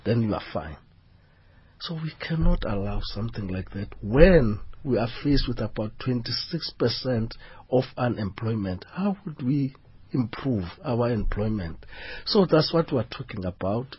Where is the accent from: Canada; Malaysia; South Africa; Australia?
South Africa